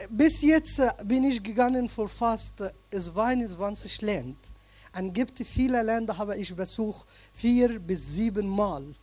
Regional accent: Egypt; German is a second language; now in Germany; ich komme aus Ägypten. Äh, alle Leute wissen Ägypten wegen Bramita und vielen verschiedenen Sachen. Ich bin äh, in einem kleinen Dorf äh, in Ägypten äh, geboren, genauso in der Mitte zwischen Alexandria und Aswan.

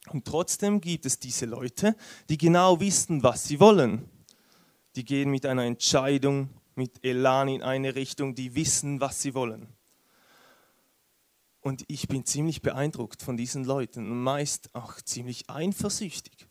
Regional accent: Switzerland; Wie ihr es wahrscheinlich hört, bin ich Schweizer.

